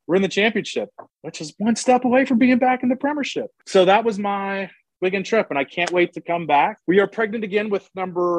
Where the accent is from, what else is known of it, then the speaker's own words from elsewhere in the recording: Atlanta, Georgia, United States; I'm from Atlanta, Georgia